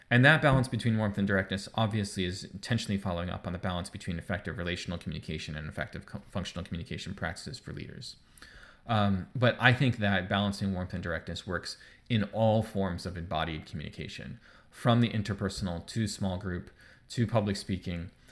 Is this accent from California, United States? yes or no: no; New York, United States; moved away as an adult; now in Ontario, Canada; I live in Ontario and I'm not from Ontario, I'm from New York.